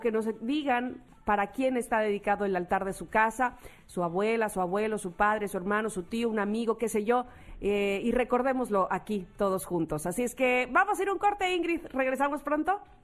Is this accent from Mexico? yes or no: yes; Mexico; los mexicanos